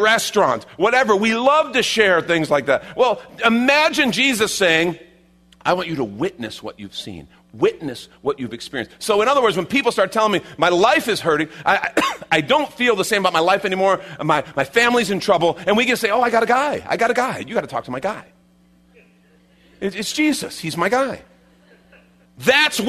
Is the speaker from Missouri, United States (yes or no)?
no; Chicago, Illinois, United States; I grew up in Chicago, right? You know, I didn't grow up in the Bible Belt